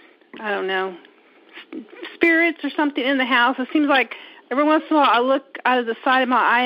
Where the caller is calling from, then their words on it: Indiana, United States; I'm calling from Indiana.